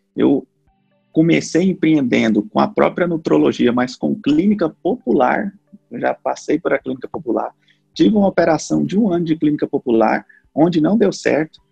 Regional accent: Goiânia, Goiás, Brazil; eu sou natural de Goiânia

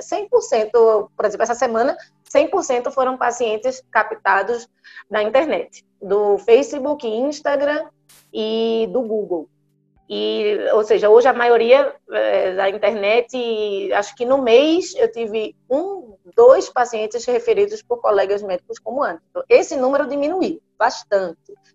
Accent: Recife, Pernambuco, Brazil; moved away as an adult; eu sou médica, sou de Recife, Fiz medicina em Recife, fiz residência de neurologia em Recife

